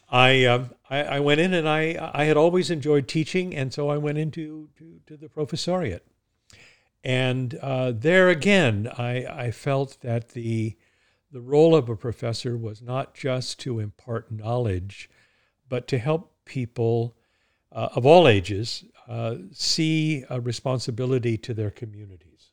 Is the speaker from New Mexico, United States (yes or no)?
no; Southern California, United States; moved away as an adult; also born or lived in United Kingdom / Maine / Oregon; now in New Hampshire, United States; I was born in California. I, uh, was educated in, in California